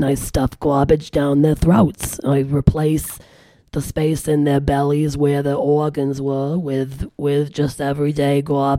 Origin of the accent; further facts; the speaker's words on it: Germany; now in Grand Rapids, United States; Well, I'm mostly of German descent. I'm from Germany. Split my time between Germany and here in Grand Rapids, Michigan.